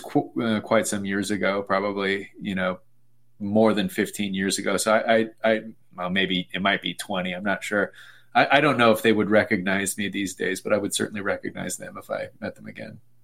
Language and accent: English; Sacramento, California, United States; I'm from Sacramento, California